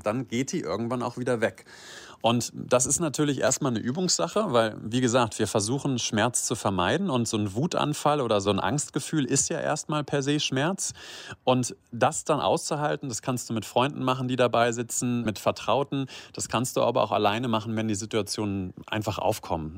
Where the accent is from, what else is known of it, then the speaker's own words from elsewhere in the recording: Göttingen, Lower Saxony, Germany; now in Rhineland, Germany; ich komme aus Niedersachsen, ja aus der Ecke uh. von Göttingen.